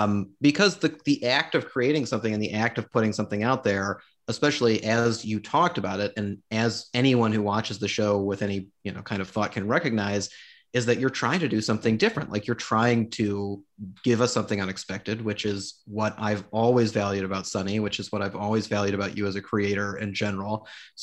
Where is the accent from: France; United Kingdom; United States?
United States; Midwest; as a Midwesterner